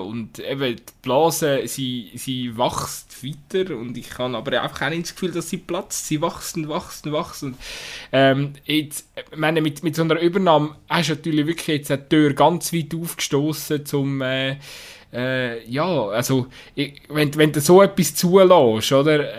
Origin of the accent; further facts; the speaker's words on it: Switzerland; uns als Schweizer Fußballfan